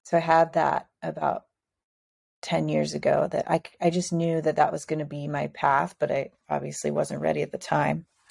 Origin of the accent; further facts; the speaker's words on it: Midwest, United States; moved away as an adult; also born or lived in Cincinnati; now in San Diego, United States; I'm from the Midwest.